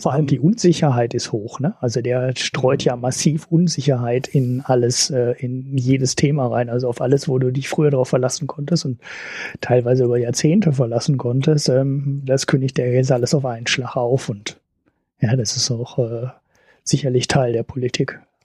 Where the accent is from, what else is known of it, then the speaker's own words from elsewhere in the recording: Germany; als Deutscher